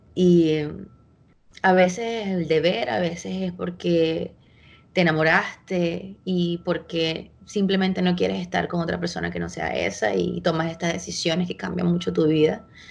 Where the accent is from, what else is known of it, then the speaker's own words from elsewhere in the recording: Venezuela; moved away as an adult; also born or lived in Chile; yo me fui de Venezuela cuando yo tenía, estuve a punto de cumplir 23 años